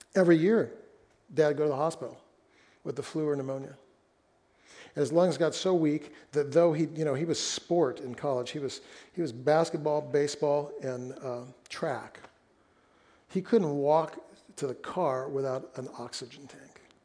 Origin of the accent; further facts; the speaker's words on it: Fresno, California, United States; moved away; we lived in my hometown of Fresno when we were first married